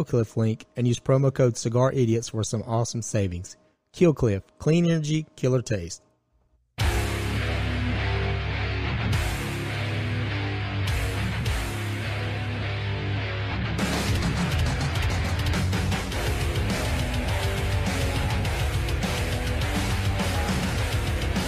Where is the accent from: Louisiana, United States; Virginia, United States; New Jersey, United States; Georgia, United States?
Georgia, United States; we're from Georgia